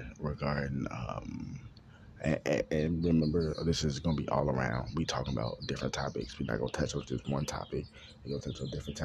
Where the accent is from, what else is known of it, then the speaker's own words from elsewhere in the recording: Chicago, Illinois, United States; I'm from Chicago